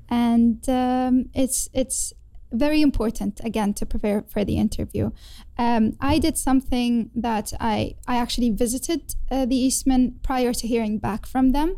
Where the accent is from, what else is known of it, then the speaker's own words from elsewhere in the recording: Kuwait; moved away as an adult; also born or lived in Leeds, United Kingdom; now in London, United Kingdom; I had to go back home to my home country, which is in Kuwait